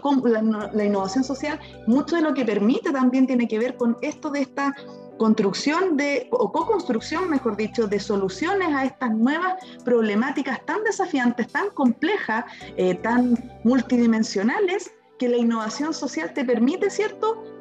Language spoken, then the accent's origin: Spanish; Temuco, Araucanía, Chile; now in Concepción, Chile; mi papá en Temuco, porque yo soy originaria de Temuco, aun cuando ahora vivo en Concepción